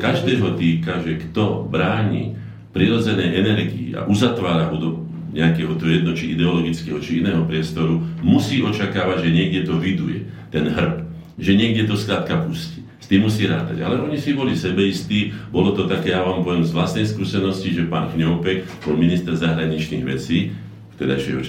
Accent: Slovakia; Sme Slováci, máme špecifickú povahu

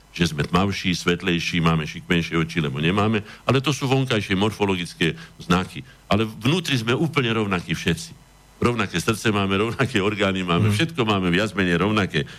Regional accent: Veselé, Trnava Region, Slovakia; accent: hard dialect (tvrdé nárečie); to hovorím trošku tvrdým nárečím, lebo čas života som prežil aj u otcových rodičov, teda vo Veselom Pripiešťanov

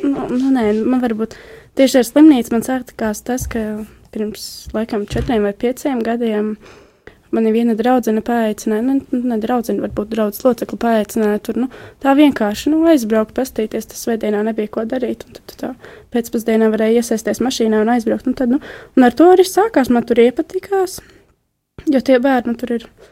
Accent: Jelgava, Jelgava Municipality, Latvia; Es nāku no Jālgavas

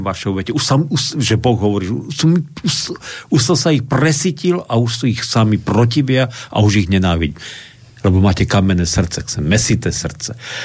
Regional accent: Slovakia; my Slováci a slovenský národ

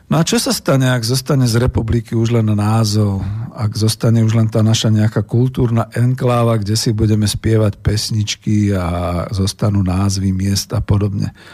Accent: Bratislava, Bratislava Region, Slovakia; ako Bratislavčan

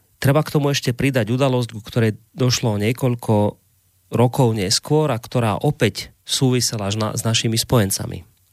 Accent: Slovakia; Ja ako Slovák

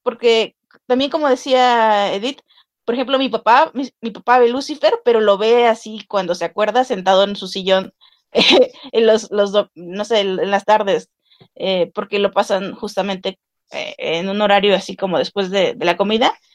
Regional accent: Veracruz, Mexico; como persona de Veracruz, soy de Veracruz

